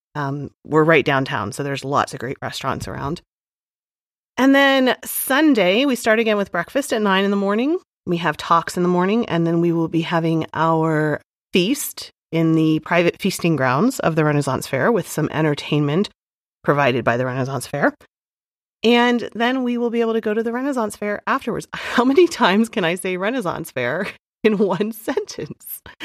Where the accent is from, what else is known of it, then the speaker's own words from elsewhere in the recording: Amish country in Pennsylvania, United States; I grew up in Amish country in Pennsylvania